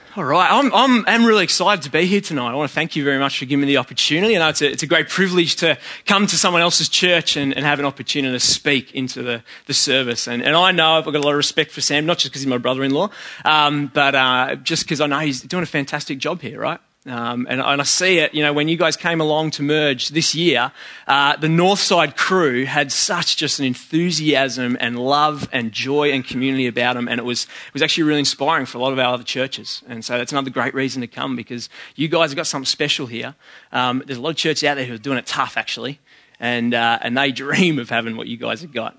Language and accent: English; Sydney, New South Wales, Australia; I'm from West